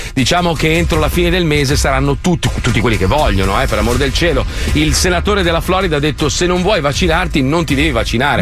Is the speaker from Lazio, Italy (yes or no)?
no; Milan, Lombardy, Italy; io sono milanese, nato a Milano